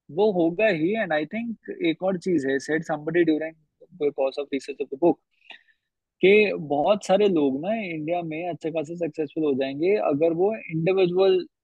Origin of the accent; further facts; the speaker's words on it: Haryana, India; आप और मैं हरियाणा से हैं